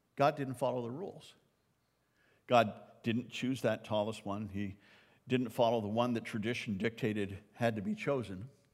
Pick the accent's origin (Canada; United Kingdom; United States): Canada; I'm a Canadian